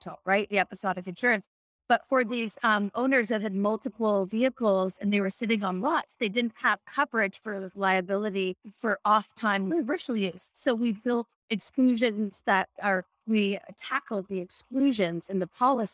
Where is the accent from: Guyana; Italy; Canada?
Canada; I remember growing up in Canada